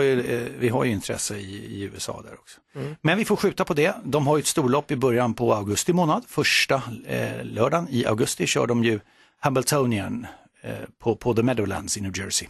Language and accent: Swedish; Solna, Stockholm County, Sweden; Friends Arena är väldigt nära där jag växte upp